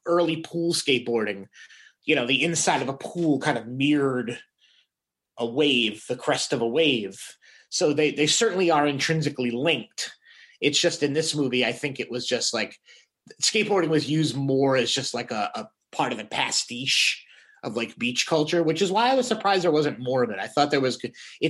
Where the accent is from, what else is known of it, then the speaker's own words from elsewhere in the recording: Woonsocket, Rhode Island, United States; growing up in Woonsocket, Rhode Island